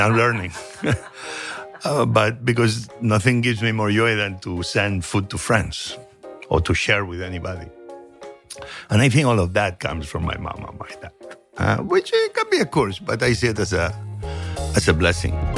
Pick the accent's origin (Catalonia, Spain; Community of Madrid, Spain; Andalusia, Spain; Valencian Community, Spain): Catalonia, Spain; Barcelona; moved away; also born or lived in Asturias, Spain / Santa Coloma de Cervelló, Spain; The moment I began having memories was moving to Barcelona.